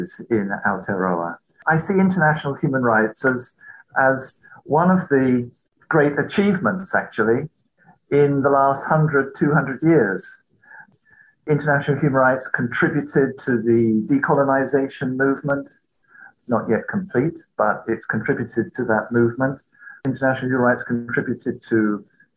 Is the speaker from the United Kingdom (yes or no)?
yes; United Kingdom; moved away as an adult; also born or lived in Germany / Waikato, New Zealand; now in New Zealand; I was born in Germany. I was educated primarily in the United Kingdom